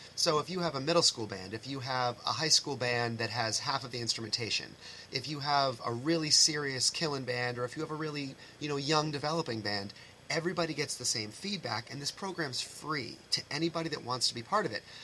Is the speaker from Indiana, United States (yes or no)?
no; East Bridgewater, Massachusetts, United States; I came from East Bridgewater, um, which was a great program